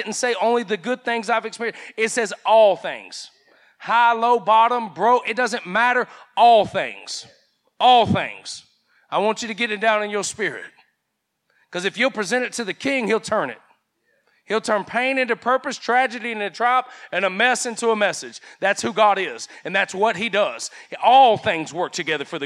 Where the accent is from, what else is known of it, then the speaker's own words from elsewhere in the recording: United States; I grew up here in Henry County